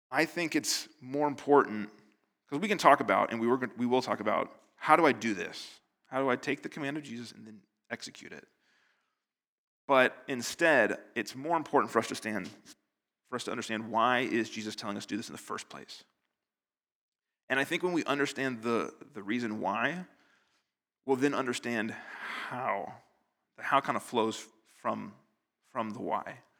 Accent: United States; now in Northern Ireland, United Kingdom; I'm American

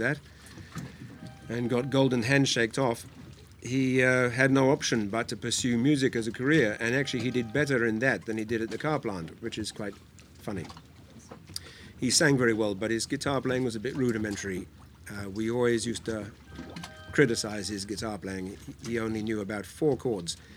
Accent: United Kingdom; now in Hong Kong; I grew up in near London

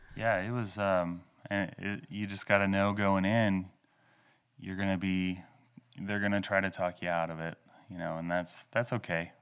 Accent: Ralston, Oklahoma, United States; moved away as an adult; also born or lived in Louisiana; now in Enid, United States; I'm originally from Oklahoma. I grew up, uh, west of Ralston in Osage County

